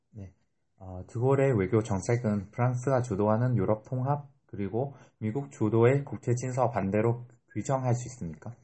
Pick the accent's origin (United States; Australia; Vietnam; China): Vietnam; Korean is a second language; now in South Korea; 베트남에서 온